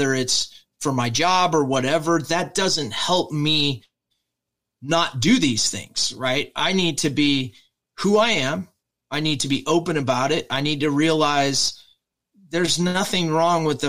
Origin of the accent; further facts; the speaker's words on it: Midwest, United States; when I grew up here in the Midwest in America